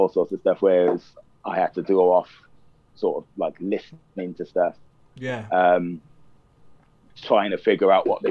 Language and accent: English; Cardiff, Wales, United Kingdom; moved away as an adult; also born or lived in London; I was born in Cardiff. I moved to London then in 88